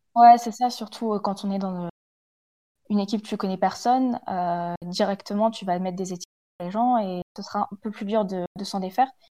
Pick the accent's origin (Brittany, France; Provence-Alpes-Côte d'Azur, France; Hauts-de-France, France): Hauts-de-France, France; the North